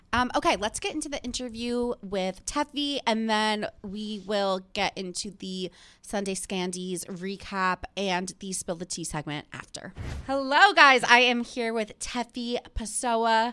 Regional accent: New Jersey, United States; I'm from New Jersey

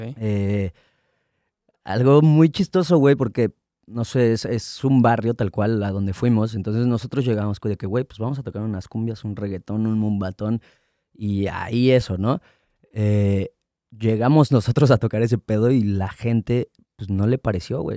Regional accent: Mexico City, Mexico; Yo nací en Ciudad de México, a los dos años me fui a vivir a Estado de México, de los dos hasta los diez años más o menos. Llegué a Ciudad de México, regresé a Ciudad de México.

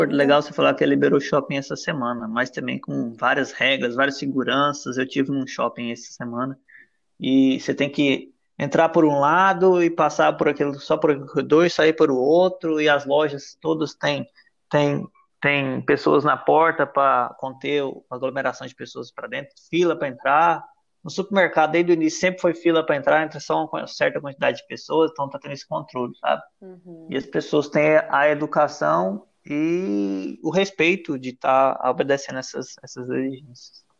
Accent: Goiás, Brazil; now in Madeira, Portugal; a gente é aí de Goiás

